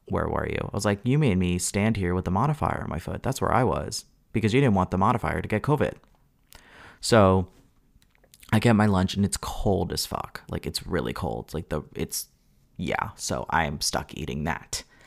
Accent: Long Island, New York, United States; also born or lived in Hudson Valley, New York; I'm from Long Island, Long Island filmmakers

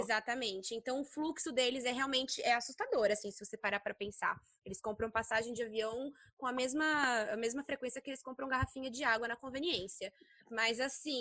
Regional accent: Brazil; moved away as an adult; now in China; nós somos brasileiras

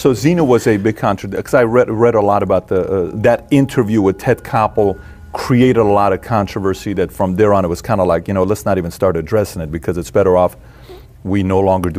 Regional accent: Iran; I'm from Iran.

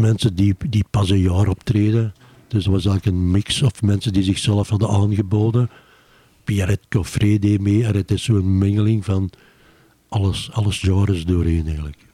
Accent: Beverlo, Flanders, Belgium; now in Antwerp, Belgium; ik ben eigenlijk van Bevelo afkomstig

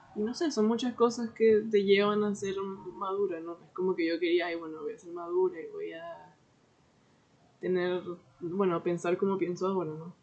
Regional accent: Venezuela; moved away as an adult; also born or lived in Orlando, United States; now in Portugal; soy venezolano

